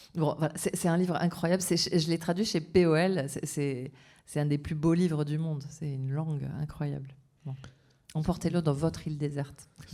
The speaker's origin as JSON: {"language": "French", "region": "south-west France", "country": "France", "accent": "sud-ouest", "said": "mon accent du sud-ouest"}